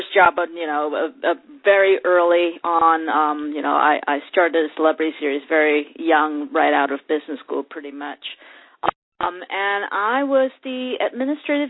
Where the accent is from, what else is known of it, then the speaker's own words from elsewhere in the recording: Hong Kong; moved away as an adult; I grew up in Hong Kong, and I actually went to college in Hong Kong